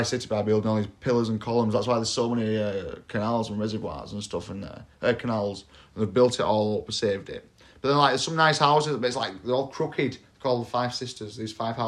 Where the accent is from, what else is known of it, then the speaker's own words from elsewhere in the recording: England, United Kingdom; we're all English